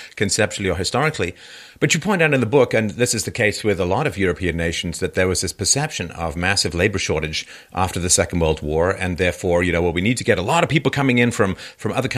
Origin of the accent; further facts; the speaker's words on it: London, United Kingdom; I grew up in London. I was born in 66.